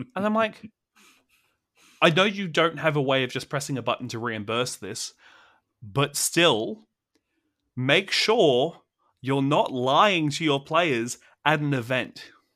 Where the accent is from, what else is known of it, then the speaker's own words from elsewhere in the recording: Australia; as an Australian